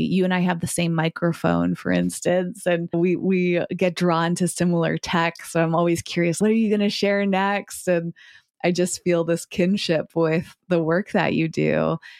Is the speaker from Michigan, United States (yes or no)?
no; Massachusetts, United States; I grew up in Massachusetts, where I'm currently recording from today